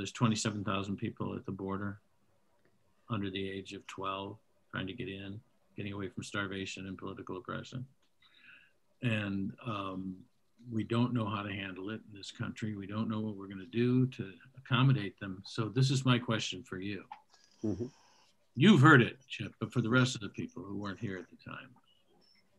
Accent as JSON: {"language": "English", "town": "Detroit", "region": "Michigan", "country": "United States", "moved": "yes", "said": "I am from Detroit"}